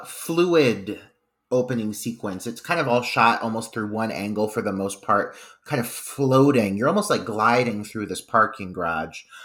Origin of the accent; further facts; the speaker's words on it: Midwest, United States; now in Ohio, United States; the Midwesterner in me